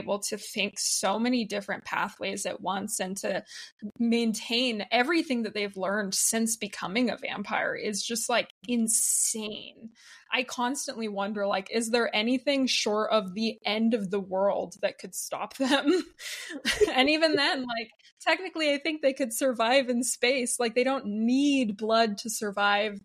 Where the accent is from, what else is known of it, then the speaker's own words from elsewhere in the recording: Utah, United States; growing up in Utah and being around that culture.